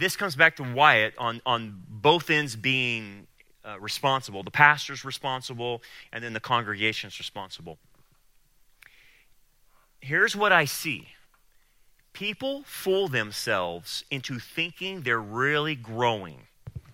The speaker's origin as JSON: {"language": "English", "town": "Delano", "region": "California", "country": "United States", "tie": "born or raised there", "said": "I grew up in Delano"}